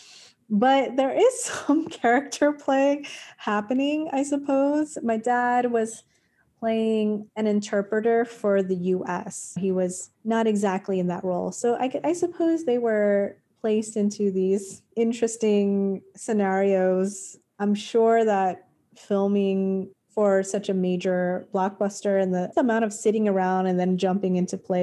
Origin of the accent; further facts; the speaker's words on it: Long Beach, California, United States; moved away as an adult; also born or lived in Highland Park, Los Angeles; I grew up in Highland Park, which is in Northeast L.A. Then I grew up in Long Beach until I was 18. I moved when I was 10.